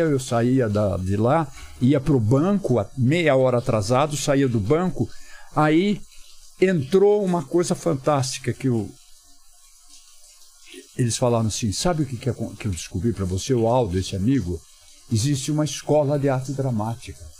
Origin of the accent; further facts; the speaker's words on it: São Roque, São Paulo, Brazil; Saí de São Roque, fui trabalhar num banco em São Paulo